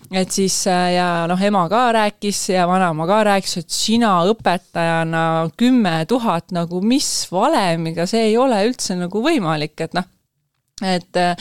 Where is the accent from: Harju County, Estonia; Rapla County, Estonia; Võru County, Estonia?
Võru County, Estonia; Võru; now in Tallinn, Estonia; ma tegelikult olen pärit Võrust, ma ei ole Tallinnast